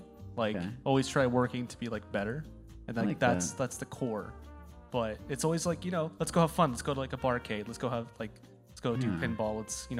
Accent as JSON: {"language": "English", "town": "Chicago", "region": "Illinois", "country": "United States", "said": "Chicago. Yeah."}